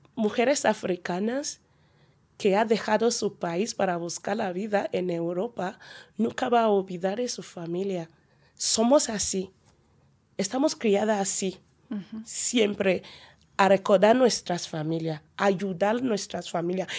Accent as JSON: {"language": "Spanish", "country": "Nigeria", "second_language": "Spanish", "moved": "yes", "lives_now": "Pamplona, Spain", "said": "soy una nigeriana"}